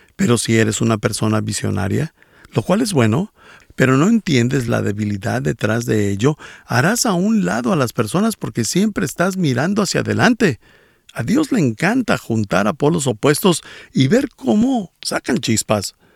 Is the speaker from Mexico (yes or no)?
no; Bolivia; soy de Bolivia